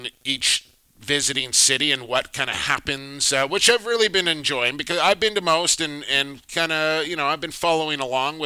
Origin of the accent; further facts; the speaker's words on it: Vancouver, British Columbia, Canada; Vancouver, I'm spoiled because it's my hometown